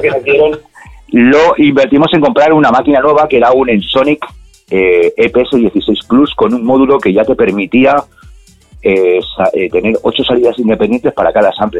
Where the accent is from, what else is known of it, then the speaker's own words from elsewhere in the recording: Castile and León, Spain; now in Alicante, Spain; cuando vivíamos en el pueblo, yo soy de León, de un pueblecito pequeño, eh, minero